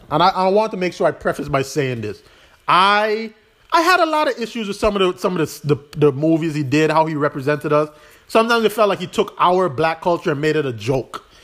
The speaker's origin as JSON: {"language": "English", "country": "U.S. Virgin Islands", "said": "I'm from the Virgin Islands. I want to be bigger than that, but at the same time, home is always where my heart will be."}